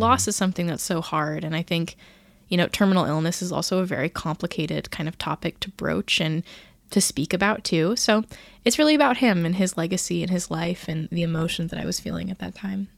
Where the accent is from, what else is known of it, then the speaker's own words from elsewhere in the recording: California, United States; I grew up in California where there's no humidity at all